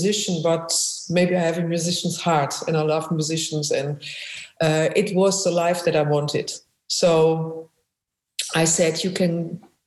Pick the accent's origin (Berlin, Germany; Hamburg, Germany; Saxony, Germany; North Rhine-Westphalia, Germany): North Rhine-Westphalia, Germany; Essen; accent: German; English is a second language; moved away as an adult; now in Amsterdam, Netherlands; I was born in Germany, really in the industrial part of Germany, right in the middle in Essen